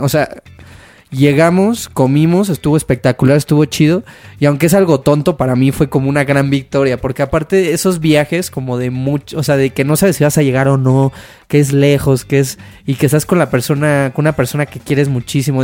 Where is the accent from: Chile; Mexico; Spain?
Mexico; moved away; also born or lived in Canada; yo como mexicano